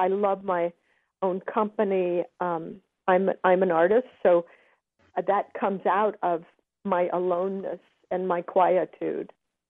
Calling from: Los Angeles, California, United States; I'm calling from Los Angeles.

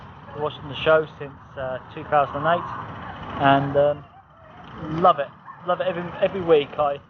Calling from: Bracknell, South East England, United Kingdom; calling from Bracknell, town just outside London.

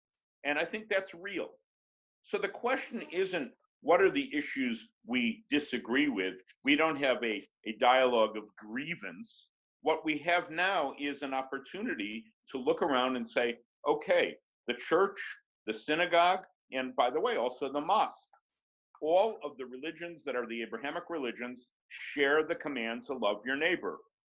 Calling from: New York, United States; We are, and I'm speaking from New York, where we are locked down in the COVID-19 virus.

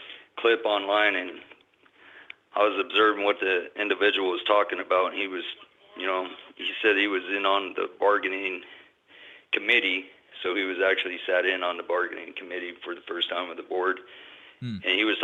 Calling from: Dallas, Texas, United States; I'm calling from Texas, Dallas, Texas, out of local 767.

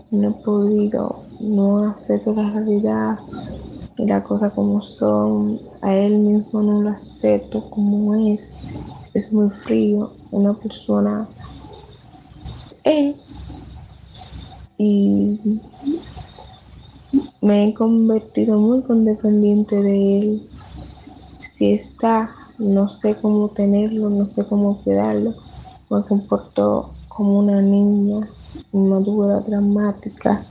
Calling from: Dominican Republic; Hola Julio, un gusto. … de República Dominicana.

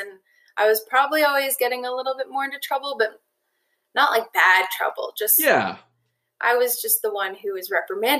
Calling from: Tucson, Arizona, United States; I am calling from Tucson, Arizona.

